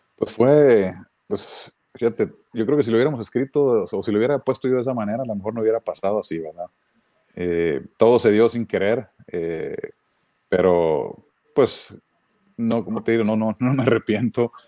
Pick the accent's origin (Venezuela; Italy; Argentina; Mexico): Mexico; moved away; como mexicano